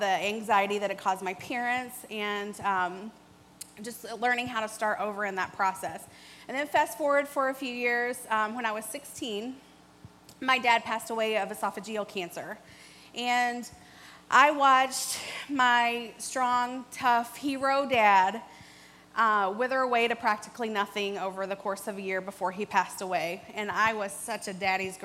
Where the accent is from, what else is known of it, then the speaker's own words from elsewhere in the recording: Kentucky, United States; moved away; I'm from Kentucky, born and raised there.